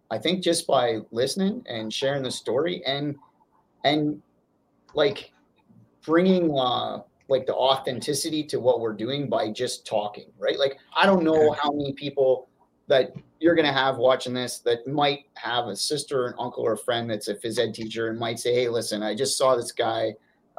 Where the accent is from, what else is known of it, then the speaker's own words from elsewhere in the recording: Northern Ontario, Canada; I'm from Northern Ontario